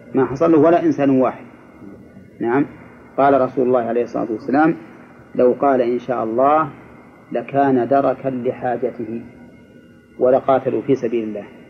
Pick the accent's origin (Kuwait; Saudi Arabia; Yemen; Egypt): Egypt; عندنا في مصر